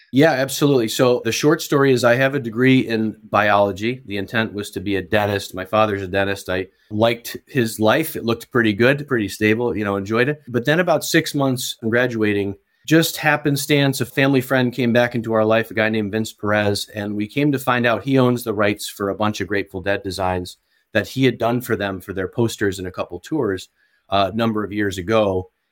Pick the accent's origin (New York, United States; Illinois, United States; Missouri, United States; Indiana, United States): New York, United States; Watertown; also born or lived in South Carolina; So, I grew up in a town called Watertown, New York